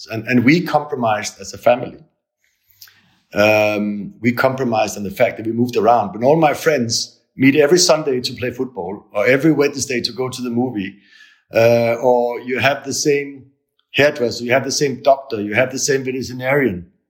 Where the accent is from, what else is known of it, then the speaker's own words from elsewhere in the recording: Italy; now in Germany; we came from Italy to Germany. And when we, when we moved from Italy, Italy in the, in the morning, you know, everybody hugs each other, kiss each other